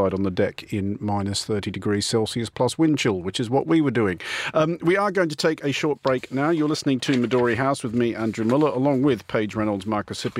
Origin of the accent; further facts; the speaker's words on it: Canberra, Australian Capital Territory, Australia; now in London, United Kingdom; I grew up for part of my childhood in Canberra